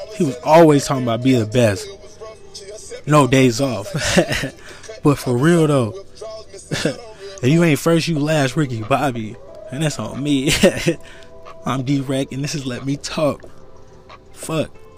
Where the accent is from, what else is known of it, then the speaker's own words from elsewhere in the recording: United States; I'm an American. born here. Family born here. Not in this state, but America.